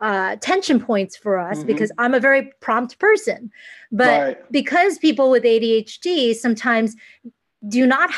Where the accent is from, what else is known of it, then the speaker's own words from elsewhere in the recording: United States; I am Asian American. I consider mm-hmm. myself really down the middle, half Asian, half American